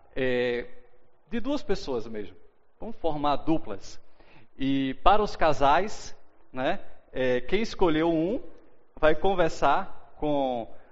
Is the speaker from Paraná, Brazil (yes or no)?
no; Recife, Pernambuco, Brazil; moved away as an adult; also born or lived in São Luís, Maranhão; eu sou de Recife, Pernambuco, né? e aos 21 anos de idade fui com meus pais e irmãos morar em São Luís do Maranhão